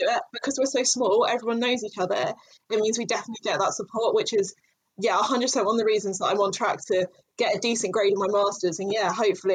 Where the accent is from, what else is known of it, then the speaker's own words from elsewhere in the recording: London, United Kingdom; moved away as an adult; I'm from London originally